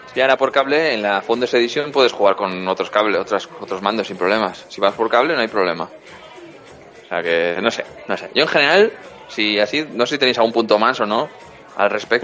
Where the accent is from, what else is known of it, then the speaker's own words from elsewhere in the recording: Pamplona, Navarre, Spain; mi tierra, en Pamplona